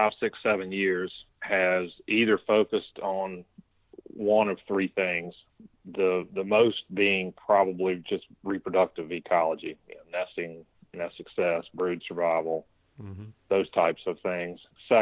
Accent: Central Virginia, United States; Growing up in Central Virginia, we had a fall turkey season and a spring season.

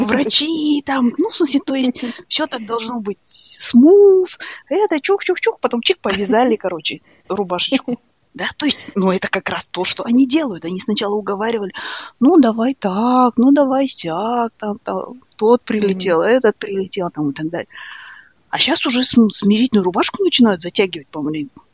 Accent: Almaty, Kazakhstan; moved away; мы казахи

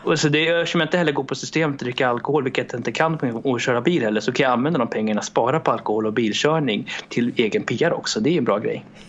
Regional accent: Sweden; also born or lived in Romania; Jag föddes i Rumänien 1991 och kom till Sverige 94

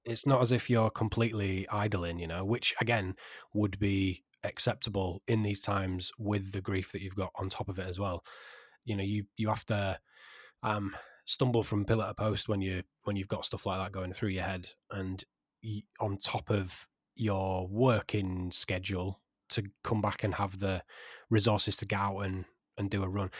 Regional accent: Yorkshire and the Humber, United Kingdom; I'm a Yorkshireman

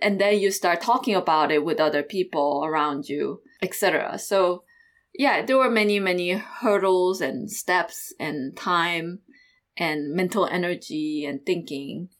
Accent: South Korea; moved away as an adult; also born or lived in Iowa; I grew up in South Korea until, like, high school year.

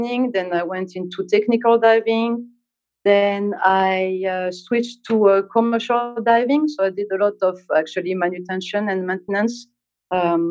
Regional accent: Corsica, France; moved away as an adult; now in Dubai, United Arab Emirates; I come from Corsica, which is a small island, which means a lot of water around. And I started diving with my friends when I was 15

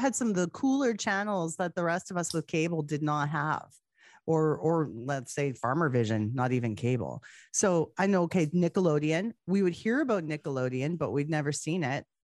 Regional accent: Canada; we're both from Canada

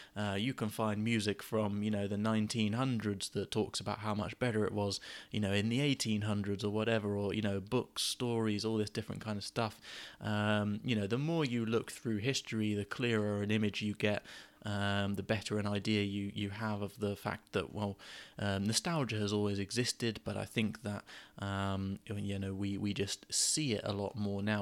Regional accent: Gosport, South East England, United Kingdom; moved away as an adult; I moved away from Gosport where I grew up when I was sort of nineteen or twenty

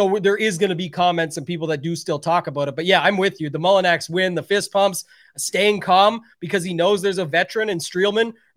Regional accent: Canada; being Canadian

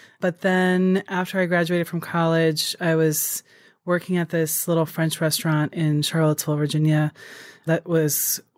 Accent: Japan; I grew up in Japan

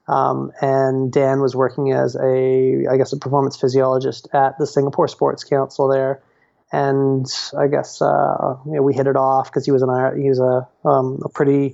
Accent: Canada; also born or lived in Australia; now in Revelstoke, Canada; I'm Canadian, but I've spent a whole lot of time in your neck of the woods down in Australia.

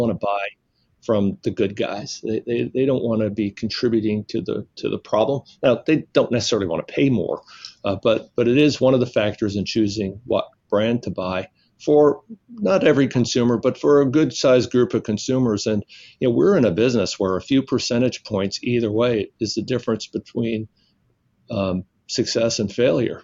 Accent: Alabama, United States; moved away; also born or lived in New York / New Orleans; I was born in New York, which uh, is always a surprise to people, but I grew up in the South and and, uh, and spent my uh, formative years in uh, in Alabama, where I uh, met my wife while I was in high school

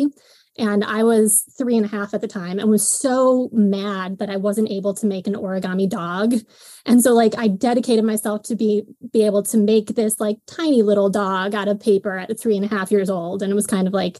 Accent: Buffalo, New York, United States; I was born and raised in Buffalo, New York, or just outside of it

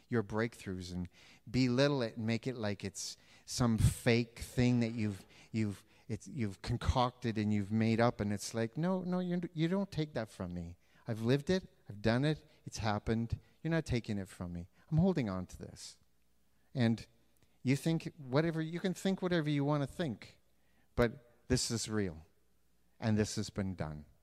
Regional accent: Canada; I am Canadian, Canadian, Canadian. I got rid of my US one, so I'm more Canadian than you.

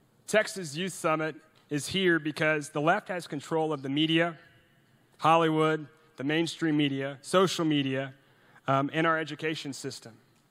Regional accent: Norway; English is a second language; now in United States; And I'm from Norway. You know, I was born in Norway, and my mom's Norwegian, my dad's American.

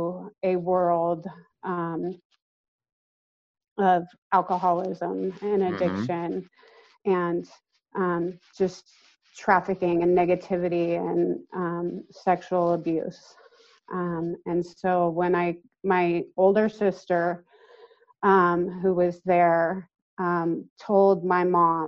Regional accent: Colorado, United States; also born or lived in Austin, Texas / Arizona; I was born in Austin, Texas, okay. But have lived in Colorado since about the age of 2

